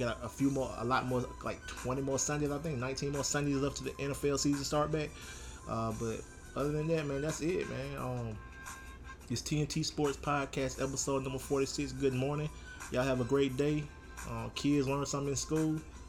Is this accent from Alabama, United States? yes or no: yes; Troy, Alabama, United States; moved away as an adult; now in New Orleans, United States; my hometown of Troy, Alabama.